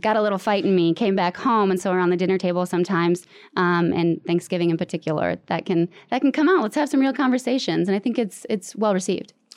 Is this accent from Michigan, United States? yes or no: yes; Michigan, United States; moved away as an adult; now in Washington, D.C., United States; I'm from Michigan and it's a Midwest nice